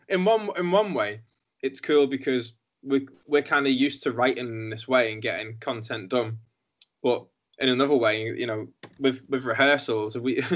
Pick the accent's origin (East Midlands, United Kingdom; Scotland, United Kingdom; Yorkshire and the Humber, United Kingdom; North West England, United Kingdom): North West England, United Kingdom; Liverpool; I'm from Liverpool, which is on tier 3 lockdown at the minute.